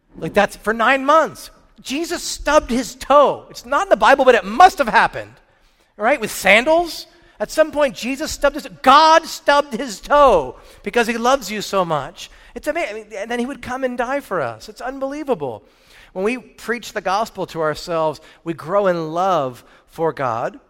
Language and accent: English; New Jersey, United States; now in Murrieta, United States; I grew up in New Jersey